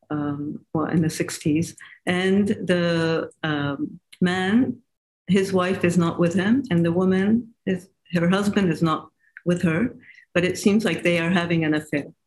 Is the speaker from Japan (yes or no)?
yes; Japan; I guess it's because I grew up in in Asia and Japan, and so for me, uh, you know, having that Asian culture, it's very uh, um, attractive for me.